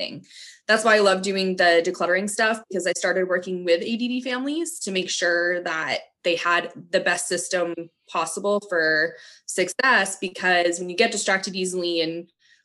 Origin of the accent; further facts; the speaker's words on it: New England, United States; growing up in New England